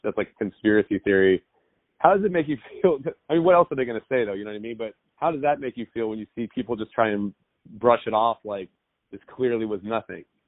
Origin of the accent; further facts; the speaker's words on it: Southern California, United States; I grew up in Southern California